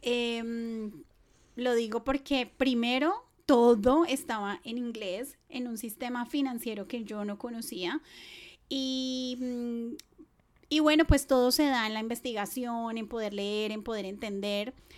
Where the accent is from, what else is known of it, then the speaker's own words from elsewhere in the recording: Bogotá, Colombia; moved away as an adult; now in Australia; yo soy colombiana de la ciudad de Bogotá